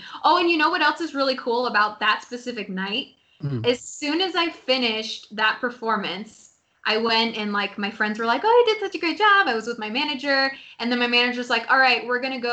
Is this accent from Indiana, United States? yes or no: no; Seattle, Washington, United States; I grew up in Seattle. And I lived, like, specifically in the Bothell area